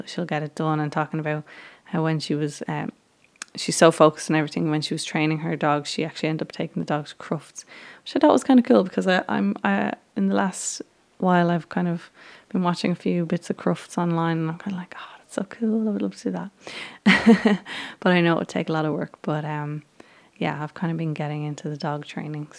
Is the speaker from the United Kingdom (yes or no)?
no; Ireland; I'm from Ireland